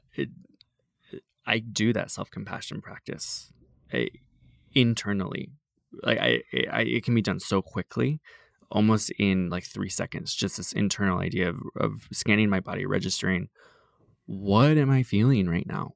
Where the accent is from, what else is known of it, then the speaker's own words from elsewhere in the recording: Iowa, United States; moved away; the farm towns that I grew up in in Iowa